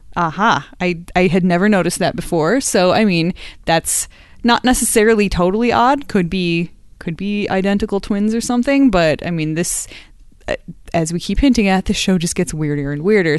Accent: Madison, Wisconsin, United States; I am from Madison, Wisconsin

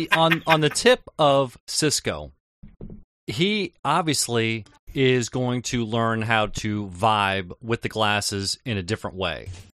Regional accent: Pittsburgh, Pennsylvania, United States; As a native Pittsburgher

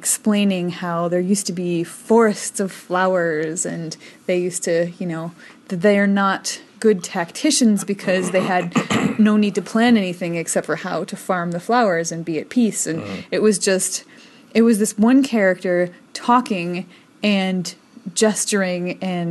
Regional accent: United States; I'm so American

